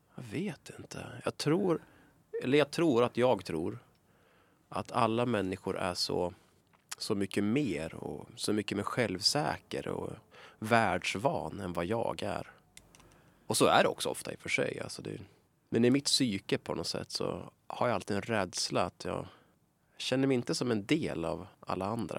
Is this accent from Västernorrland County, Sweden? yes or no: yes; Sundsvall, Västernorrland County, Sweden; accent: Sundsvallsmål; jag borde egentligen eh, vara stolt över min dialekt. Jag är från Sundsvall